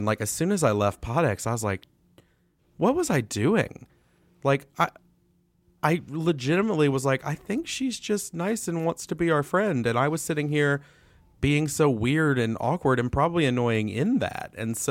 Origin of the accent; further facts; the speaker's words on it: the South, United States; And so, like, growing up in the South, I mean, geez, these have both been long-winded answers to your question.